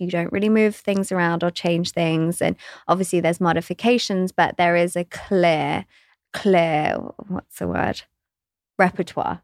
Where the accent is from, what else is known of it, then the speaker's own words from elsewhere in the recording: West Sussex, South East England, United Kingdom; I grew up in West Sussex. in England